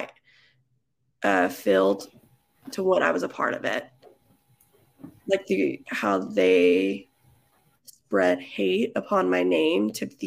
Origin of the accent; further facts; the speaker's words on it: Texas, United States; I'm from Texas